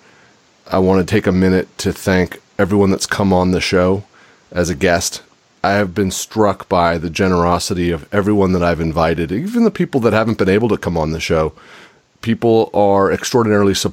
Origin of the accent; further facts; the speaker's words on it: California, United States; when I was a kid growing up in California